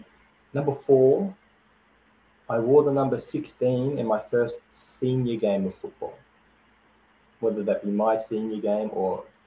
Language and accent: English; Adelaide, South Australia, Australia; also born or lived in Whyalla; See, I was born in Waiala, which is a slight country town, and I moved to Adelaide a couple of years later